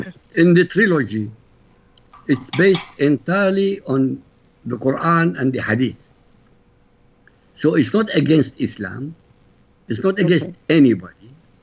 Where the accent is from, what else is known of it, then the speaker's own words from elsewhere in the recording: Iraq; first language Arabic; English is a second language; moved away; I come from Iraq. My language is Arabic.